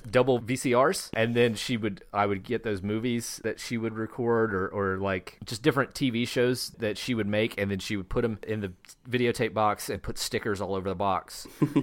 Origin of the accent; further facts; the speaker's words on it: Shelby, North Carolina, United States; also born or lived in Asheville, North Carolina; I grew up in Shelby, North Carolina, which is a town that is about an hour west of Charlotte